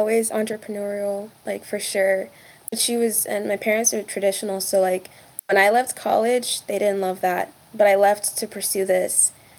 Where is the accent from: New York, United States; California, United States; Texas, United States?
Texas, United States; I grew up in Texas, but family's from Kenya.